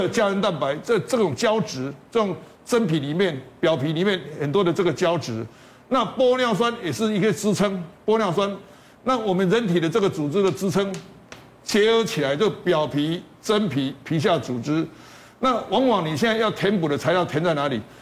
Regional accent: Taiwan; 在我们台湾地区

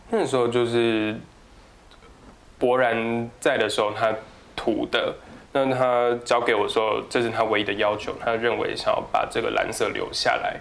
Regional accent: southern Taiwan, Taiwan; moved away; also born or lived in Tamsui; 我是南部人

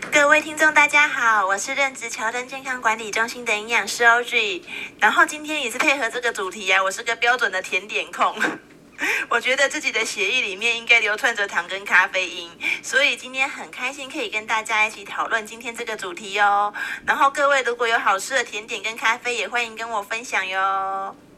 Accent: Taiwan; 我们台湾人的话，每年呢，我们会吃掉六十万公吨的糖

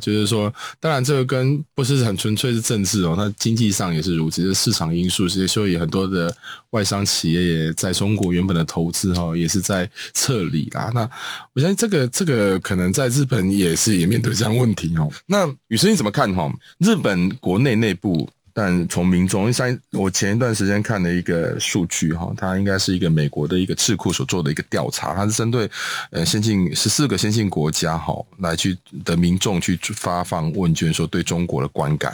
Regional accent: Taiwan; 我就是台湾人

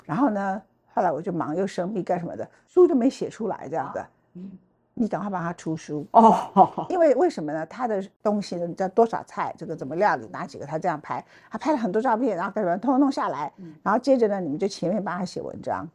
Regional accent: Taichung, Taiwan; also born or lived in Luodong, Yilan; now in Taipei, Taiwan; 我，我是台中人嘛

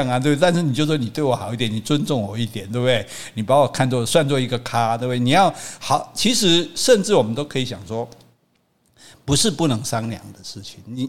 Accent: Taiwan; 我们是台湾人啊，我们是中华民国人都 OK，但是在种族上我们是华人，对，我们不是中国人

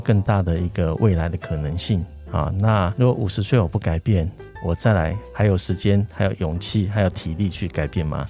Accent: a small village below Sun Moon Lake, Nantou County, Taiwan; moved away; 我是在日月潭山下的 的一个小村庄出生

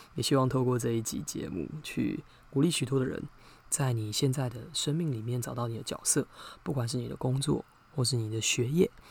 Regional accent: southern Taiwan, Taiwan; 我是南部人嘛

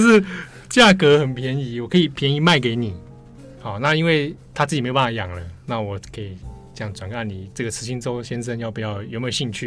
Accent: Taipei, Taiwan; 我小时候住在北投啦， 北投很山区的地方

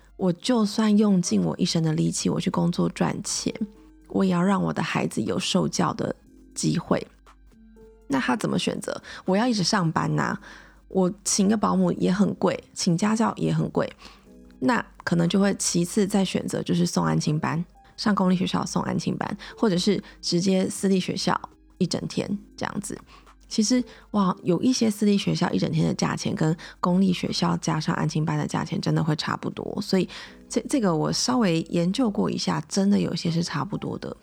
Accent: Taiwan; 我是土生土长地在台湾念书，我完全没有出国念书

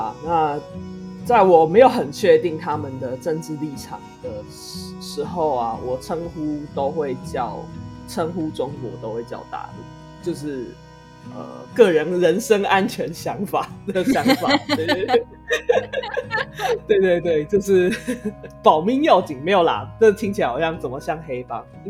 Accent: Taiwan; 这块这个国家的某一个地区的人，所以我才叫我自己叫台湾人。

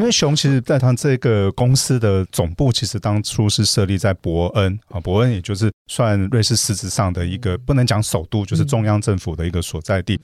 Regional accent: Taiwan; 我们很可爱的台湾人也在那边创造出一个台湾的奇迹

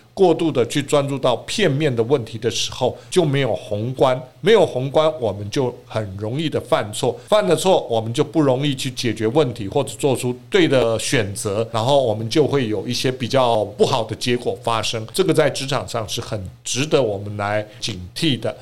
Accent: Taiwan; 我们台湾人

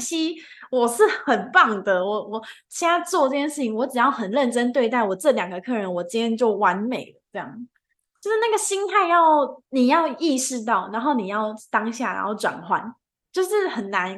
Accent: Taichung, Taiwan; 我主场是在日月潭，我本身是台中人

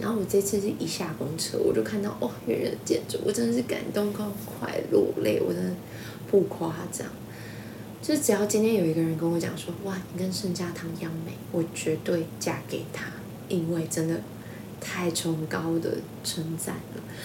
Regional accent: Taiwan; 我们都是台湾人

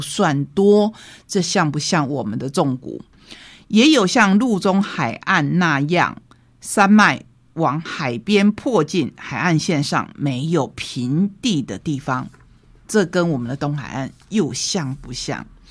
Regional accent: Taiwan; 也让我们台湾人好好的想一想。

